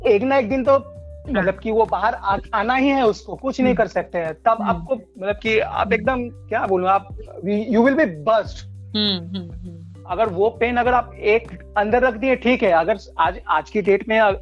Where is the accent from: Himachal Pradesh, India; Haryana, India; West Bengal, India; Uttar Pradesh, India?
West Bengal, India; Kolkata; मैं कोलकाता वेस्ट बंगाल से हूँ